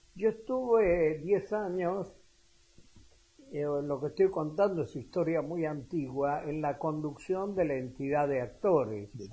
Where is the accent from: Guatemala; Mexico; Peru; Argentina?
Argentina; also born or lived in Spain; yo tengo derecho a doble nacionalidad siendo argentino